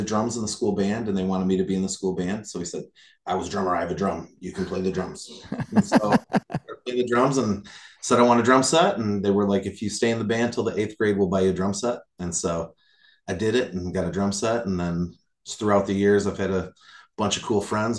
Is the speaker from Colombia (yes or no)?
no; Bay City, Michigan, United States; I'm originally from Bay City